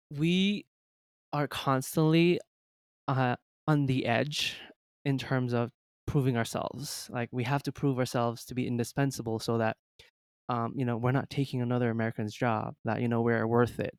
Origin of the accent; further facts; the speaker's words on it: Jamaica; moved away as an adult; also born or lived in China; I was born in China, but then I moved to Jamaica at the age of five or six, um, so I'm, I was basically raised in Jamaica